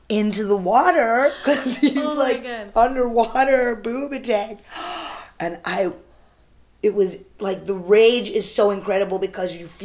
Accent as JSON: {"language": "English", "region": "North India", "country": "India", "said": "I don't speak Tamil, which is the language there. I speak Hindi. I'm Northern Indian."}